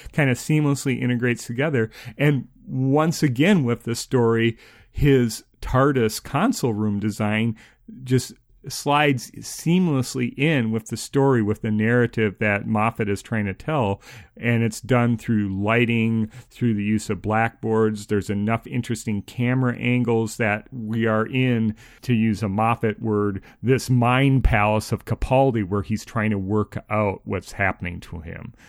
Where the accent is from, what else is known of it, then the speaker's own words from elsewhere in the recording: Minnesota, United States; someone who grew up in Minnesota